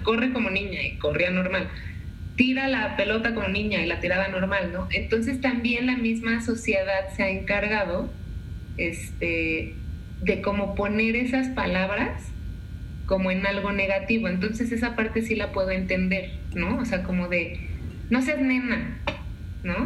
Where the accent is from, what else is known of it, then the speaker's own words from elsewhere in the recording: Mexico; tú y yo como mexicanos